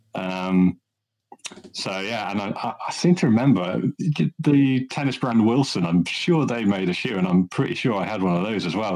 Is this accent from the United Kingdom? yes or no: yes; Midlands, United Kingdom; I'm from the Midlands, so uh, I live in a, uh-huh. in a in a county town